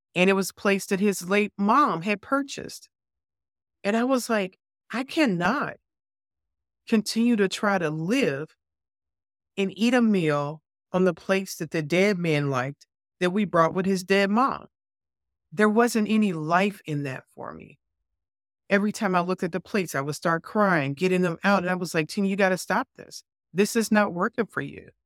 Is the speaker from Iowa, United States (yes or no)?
no; Chicago, Illinois, United States; moved away as an adult; growing up in Chicago